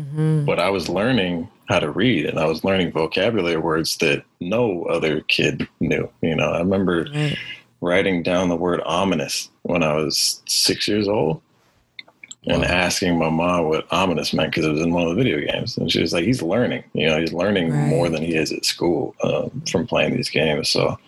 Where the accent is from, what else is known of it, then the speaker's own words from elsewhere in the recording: Auburn, Washington, United States; I lived in a town or a city about 20 miles outside of Seattle called Auburn. It's a lower class suburb. A lot of working class folk.